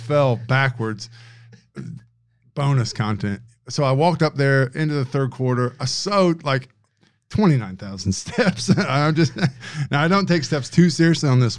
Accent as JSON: {"language": "English", "region": "Indiana", "country": "United States", "moved": "yes", "lives_now": "Australia", "said": "Caucasian, Indiana, guy from Indiana"}